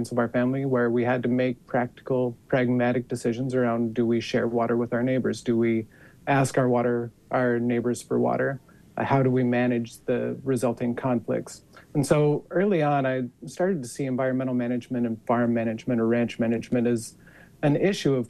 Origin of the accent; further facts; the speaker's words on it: Cornish, Utah, United States; So I am from Utah. I grew up in a small farming and ranching town called Cornish, which is about 30 minutes north of Logan